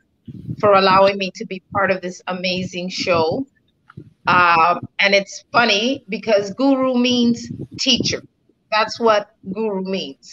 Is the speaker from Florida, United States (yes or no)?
yes; South Florida, United States; A Latina from South Florida, born and raised in South Florida, from a very Latin background here